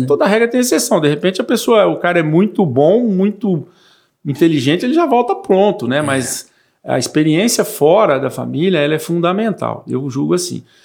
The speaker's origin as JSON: {"language": "Portuguese", "town": "Mirandópolis", "region": "São Paulo", "country": "Brazil", "tie": "born or raised there", "also_born_or_lived": "Espírito Santo do Pinhal", "moved": "yes", "lives_now": "Três Lagoas, Brazil", "said": "eu nasci em Mirandópolis, era muito pequena a cidade, uma queridíssima cidade natal."}